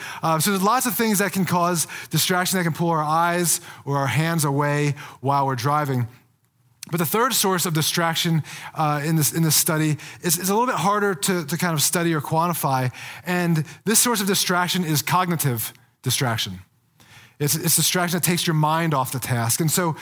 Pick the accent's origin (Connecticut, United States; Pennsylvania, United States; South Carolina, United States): Pennsylvania, United States; moved away as an adult; now in Colorado, United States; So I'm not a native of Colorado, like many people who live out in Colorado. I'm a transplant. I moved out here from Pennsylvania about 20 years ago after I graduated college.